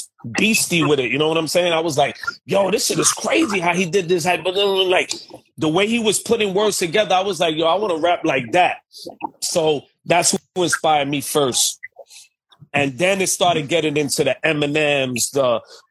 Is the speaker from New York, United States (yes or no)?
yes; New York City, New York, United States; I come from Bushwick, Brooklyn.